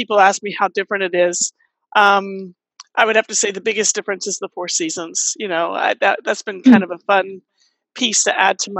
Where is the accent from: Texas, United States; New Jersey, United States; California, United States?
Texas, United States; El Paso; also born or lived in Austin, Texas / New Orleans, Louisiana; now in Pittsburgh, United States; I grew up in El Paso, Texas, lived in West Texas and made my way through Austin. And over to New Orleans and lived there for a number of years, 20 years.